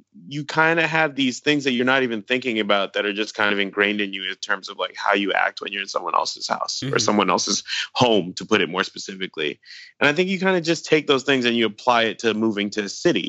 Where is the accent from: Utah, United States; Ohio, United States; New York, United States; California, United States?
New York, United States; New York City; also born or lived in Philadelphia; I grew up in Brooklyn, and I went to school in Philadelphia